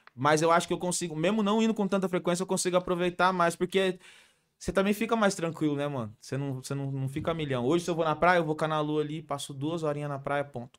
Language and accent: Portuguese; São José dos Campos, São Paulo, Brazil; moved away as an adult; also born or lived in Ubatuba; eu cresci no Vale.